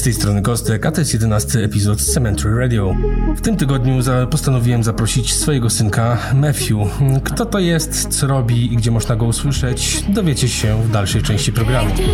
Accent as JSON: {"language": "Polish", "town": "Świebodzice", "region": "Lower Silesian Voivodeship", "country": "Poland", "said": "jesteśmy z tego samego miasta i tam e, mieszkaliśmy"}